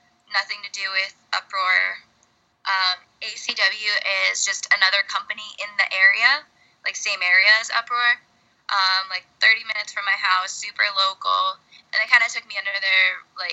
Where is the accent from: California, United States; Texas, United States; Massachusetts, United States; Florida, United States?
Florida, United States; Clearwater; I was born in Clearwater, still live in this area